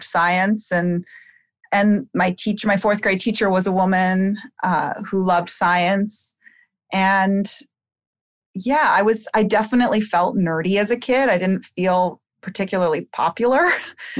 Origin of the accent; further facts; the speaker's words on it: Bethesda, Maryland, United States; I grew up in Bethesda, Maryland, outside of D.C.